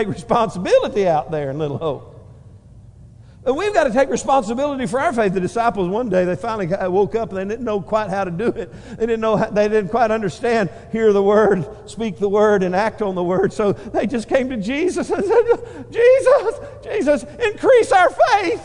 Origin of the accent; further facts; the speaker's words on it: Northeast Texas, United States; moved away; We came from Northeast Texas